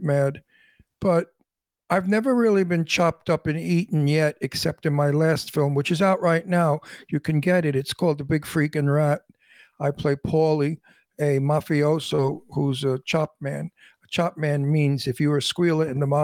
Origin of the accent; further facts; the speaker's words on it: New York City, New York, United States; accent: heavy Brooklyn; that's my accent I still have today, a very heavy Brooklyn accent